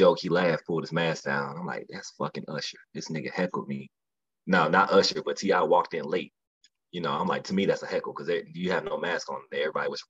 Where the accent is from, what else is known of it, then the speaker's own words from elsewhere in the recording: Midwest, United States; I'm from the Midwest, so we're naturally angry people.